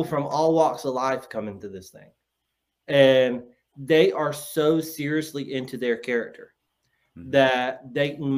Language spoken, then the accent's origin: English; North Carolina, United States; I'm from the South. I am from a farm town in North Carolina